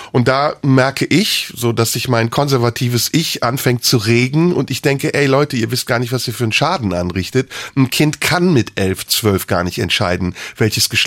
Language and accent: German; Turkey; first language Turkish; German is a second language; now in Germany; Natürlich bin ich Türke. In mir ist türkisches Blut, meine Eltern sind Türken, meine Muttersprache ist Türkin. Ich habe aber einen deutschen Pass.